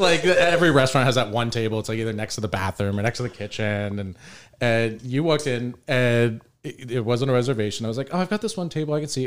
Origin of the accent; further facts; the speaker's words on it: St. Petersburg, Florida, United States; moved away as an adult; also born or lived in New York; Sam and I both were born and raised in St. Pete